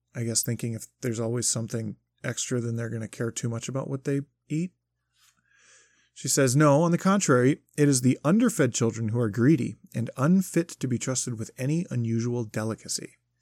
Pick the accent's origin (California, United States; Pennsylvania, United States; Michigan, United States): Michigan, United States; I grew up in Michigan